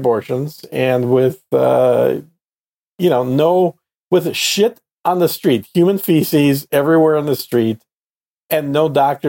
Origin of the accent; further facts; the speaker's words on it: Texas, United States; I'm from Texas